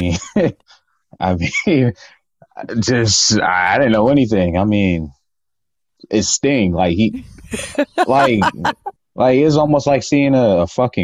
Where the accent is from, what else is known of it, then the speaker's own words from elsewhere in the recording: East Palo Alto, California, United States; where I grew up in East Palo Alto